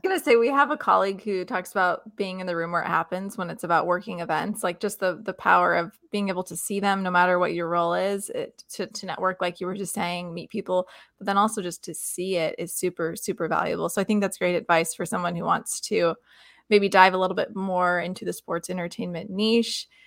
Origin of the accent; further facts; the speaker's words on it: Lexington, Kentucky, United States; I grew up in Lexington, Kentucky